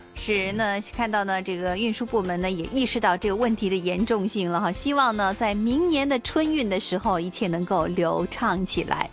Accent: China; 我们中国人的一个传统习俗

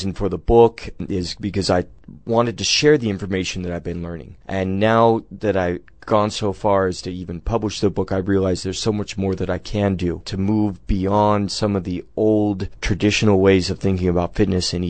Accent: United States; as an American teenager

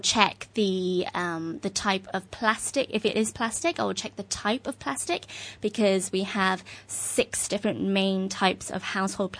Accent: London, United Kingdom; moved away as an adult; now in Hong Kong; I'm originally from London. I've been living in Hong Kong for almost 5 years now

